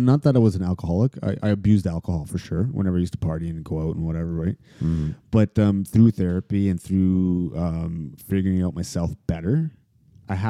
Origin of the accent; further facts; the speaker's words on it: Toronto, Ontario, Canada; also born or lived in United States; I grew up in Toronto and some parts in the States